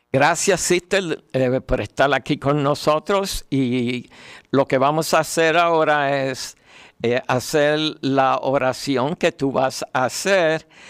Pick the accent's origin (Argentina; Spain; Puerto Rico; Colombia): Puerto Rico; como decimos en Puerto Rico